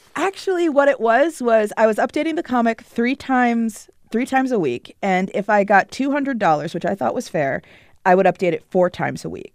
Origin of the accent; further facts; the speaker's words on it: Potomac, Maryland, United States; I grew up in Potomac, Maryland, which is a suburb of Washington D.C.